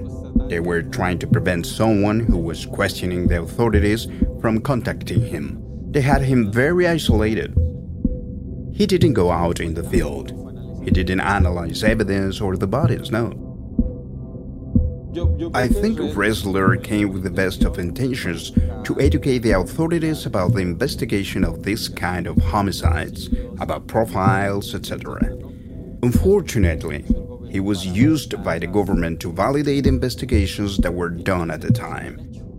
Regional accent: Ciudad Juarez, Chihuahua, Mexico; also born or lived in United States; I'm originally from Ciudad Juarez. I went to get a master's degree, then I finished studying and came back. I got some job offers in Monterrey, but I'm from here, so I came to Ciudad Juarez

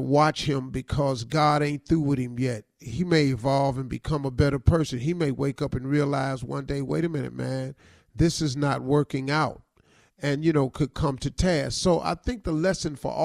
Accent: United States

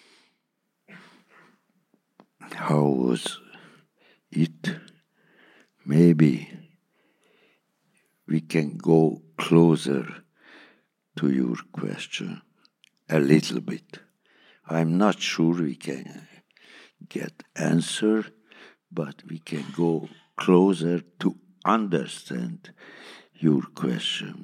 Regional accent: Hungary; English is a second language; my mother language is not English

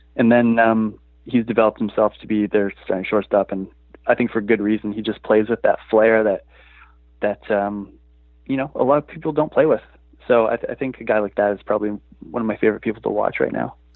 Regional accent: Vancouver, British Columbia, Canada; also born or lived in Toronto; I've spent my life living in Vancouver, but I was born in Toronto

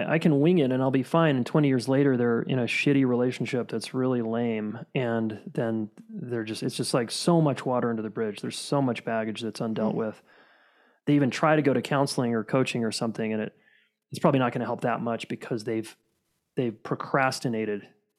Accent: Salt Lake City, Utah, United States; Born and raised in Salt Lake City.

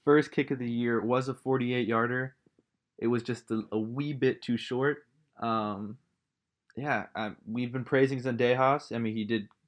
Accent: California, United States; I'm, I'm personally from California, so I know what it's like there

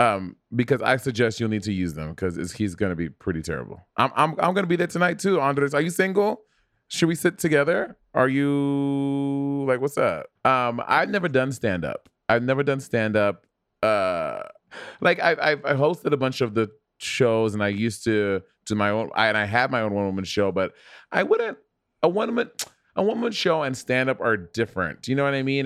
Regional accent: New York City, New York, United States; moved away as an adult; also born or lived in Portland; now in Los Angeles, United States; I'm born and raised in New York City

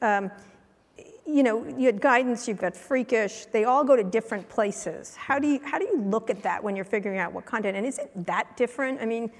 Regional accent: San Francisco, California, United States; we're from San Francisco

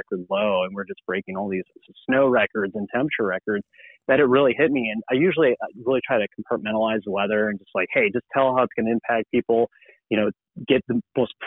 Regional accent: Minnesota, United States; now in Oklahoma, United States; I grew up in Minnesota

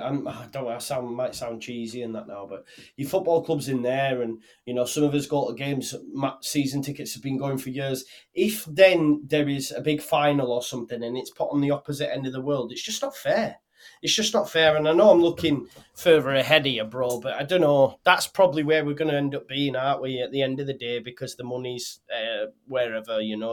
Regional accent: Halifax, Yorkshire and the Humber, United Kingdom; We stayed in Bolton, Burnley and Halifax, which was my hometown

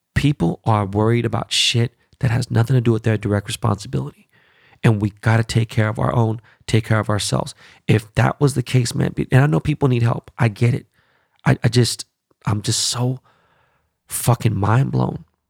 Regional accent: United States; As an American

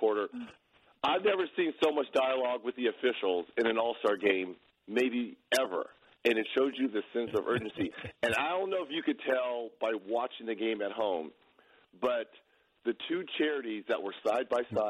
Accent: Chicago, Illinois, United States; I'm from Chicago, too.

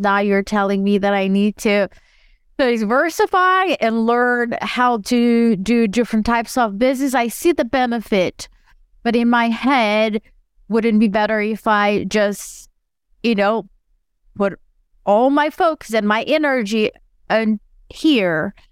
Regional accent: Brazil; moved away as an adult; I was born and raised in Brazil, and I moved here

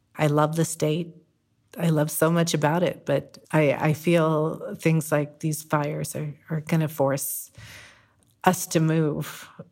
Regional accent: Whittier, California, United States; moved away as an adult; also born or lived in San Francisco, California; now in Greenville, California, United States; I'm from Whittier, California

